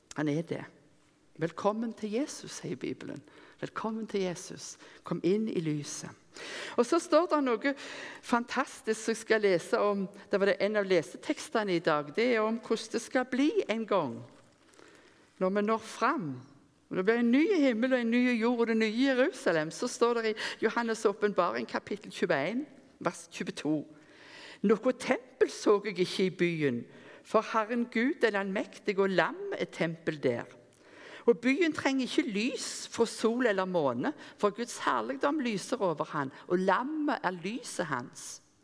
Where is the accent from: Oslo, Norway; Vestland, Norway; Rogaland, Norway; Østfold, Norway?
Rogaland, Norway; Rennesøy; moved away; Når jeg gikk på Yngres, som vi hadde hjemme på Rennesøy, der jeg kom ifra